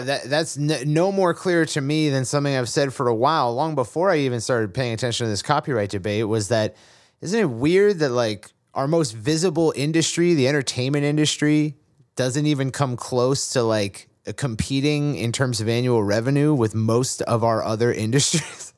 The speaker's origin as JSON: {"language": "English", "region": "Massachusetts", "country": "United States", "tie": "born or raised there", "said": "I was raised in Massachusetts"}